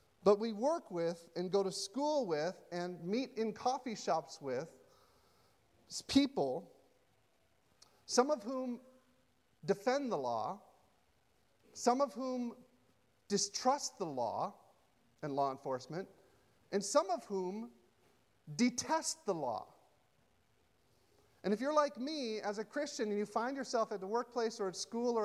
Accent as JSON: {"language": "English", "country": "United States", "said": "as an American"}